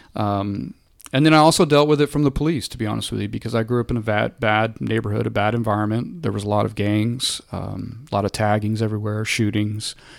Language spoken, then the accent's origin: English; Corpus Christi, Texas, United States; now in Dallas, United States; I grew up in Corpus Christi